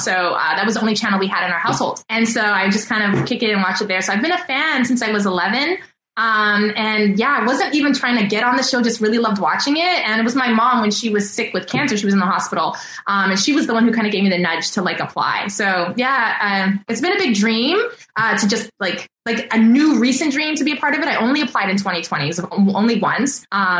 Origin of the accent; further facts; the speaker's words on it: East Coast, United States; And I'm such a fast walker because I grew up on the East Coast.